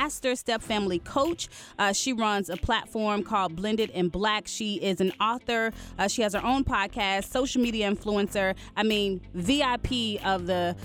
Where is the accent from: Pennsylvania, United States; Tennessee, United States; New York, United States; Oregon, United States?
Tennessee, United States; Chattanooga; I'm from Chattanooga, Tennessee